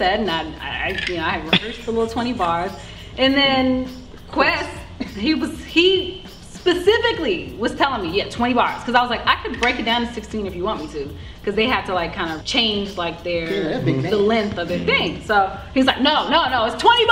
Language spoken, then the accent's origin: English; Washington, District of Columbia, United States; my experience growing up in Southeast DC